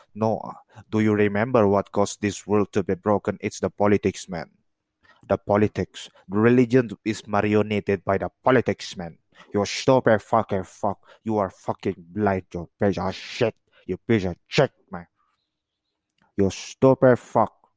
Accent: Caucasus, Chechnya, Russia; I'm from the Kafkas, okay? From the Chacha.

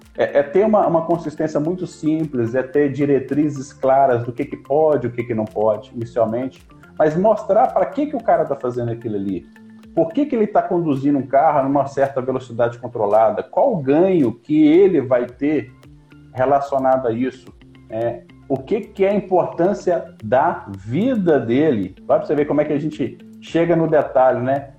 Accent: Belo Horizonte, Minas Gerais, Brazil; Eu sou natural de Belo Horizonte, mineiro, né, comedor de pão de queijo

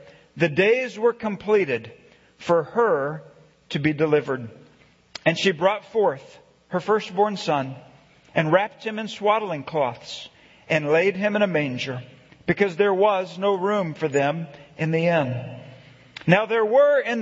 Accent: Galveston County, Texas, United States; I grew up in Galveston County, Texas

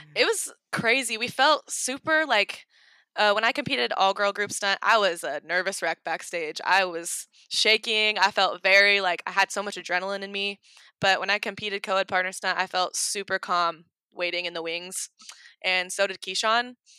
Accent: Oregon, United States; now in Kentucky, United States; I'm from Oregon and I moved to Kentucky

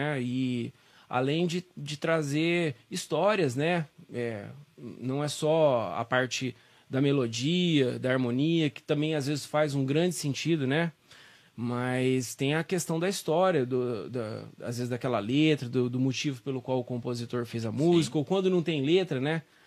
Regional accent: São Joaquim da Barra, São Paulo, Brazil; also born or lived in Ribeirão Preto; Nasci em São Joaquim

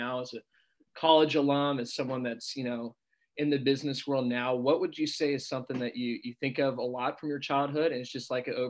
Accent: Roswell, Georgia, United States; I grew up in Roswell.

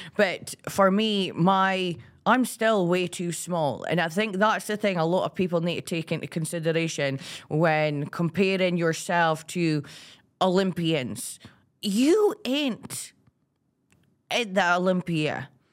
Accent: Aberdeen, Scotland, United Kingdom; I'm from Aberdeen

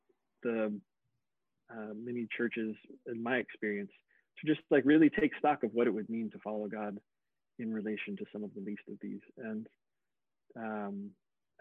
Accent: Indiana, United States; moved away as an adult; also born or lived in South Africa / Germany; I grew up in Indiana. So yes, I'm entirely white bread middle American

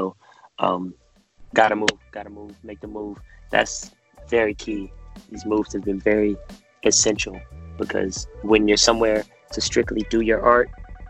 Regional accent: Cleveland, Ohio, United States; we're both from Cleveland. We went to grade school together.

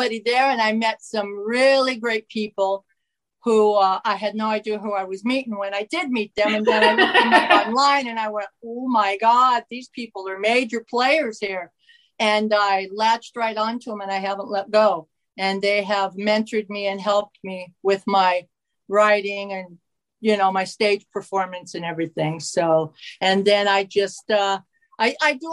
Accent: Larkspur, Colorado, United States; also born or lived in Littleton, Colorado; I'm originally from Colorado. I was born in Littleton, Colorado

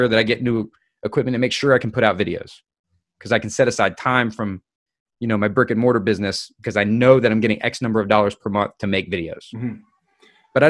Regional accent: United States; I'm American

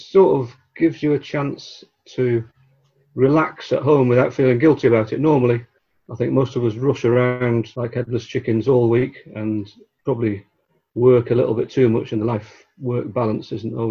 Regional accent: Blackburn, North West England, United Kingdom; moved away as an adult; also born or lived in Liverpool; I grew up in Blackburn in Lancashire.

